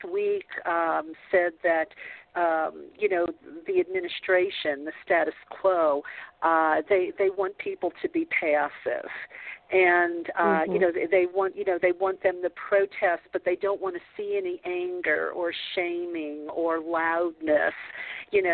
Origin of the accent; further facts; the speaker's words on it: the South, United States; I grew up in the South, a Catholic